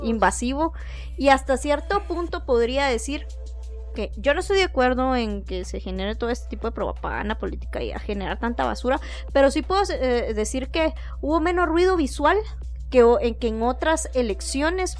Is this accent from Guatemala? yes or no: yes; Guatemala; accent: capitalino; cada uno de nosotros como guatemaltecos